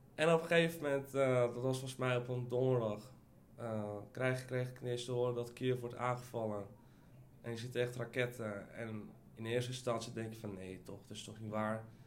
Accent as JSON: {"language": "Dutch", "town": "Almere", "region": "Flevoland", "country": "Netherlands", "tie": "born or raised there", "also_born_or_lived": "Ukraine", "moved": "as an adult", "lives_now": "Amsterdam, Netherlands", "said": "Ik ben opgegroeid in Almere, maar ben vorig jaar verhuisd eh, naar Amsterdam."}